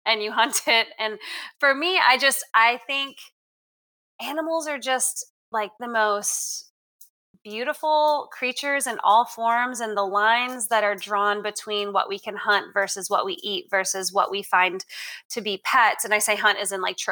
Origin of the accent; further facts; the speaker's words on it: Canada; now in Texas, United States; growing up in Canada, not a lot of people are big hunters